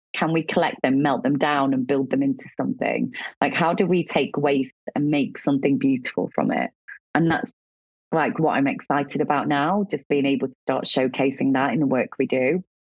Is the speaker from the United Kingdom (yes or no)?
yes; Midlands, United Kingdom; moved away; I was from a council estate in the Midlands that I'd never been out of the Midlands.